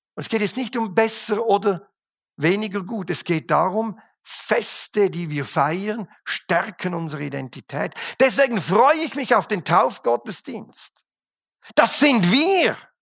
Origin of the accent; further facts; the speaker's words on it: Switzerland; als Schweizer feiern wir den 4. Juli nicht. Wenn es hochkommt, feiern wir den 1. August